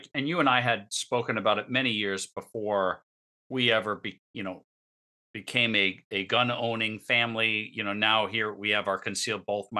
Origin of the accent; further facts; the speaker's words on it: Northeast, United States; now in Palm Bay, United States; we came from the Northeast, we moved to Florida, and obviously Florida living is very different than Northeast living. Especially when you move from the New York, Connecticut area to ports, you know, places like Port St. Lucie, or now I live in Palm Beach, Palm Bay.